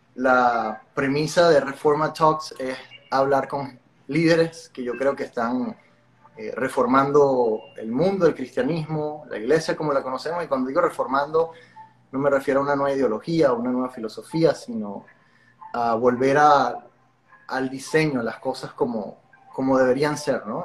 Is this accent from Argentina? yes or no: no; Venezuela; moved away as an adult; now in Miami, United States; aunque vivo en Miami, no sé si te lo había comentado, me mudé fue hace tres, casi cuatro años, soy de Venezuela